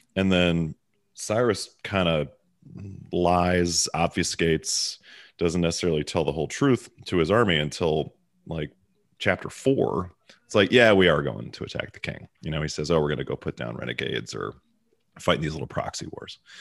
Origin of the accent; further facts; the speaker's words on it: Baltimore, Maryland, United States; accent: Baltimore; now in Dallas, United States; my Baltimore accent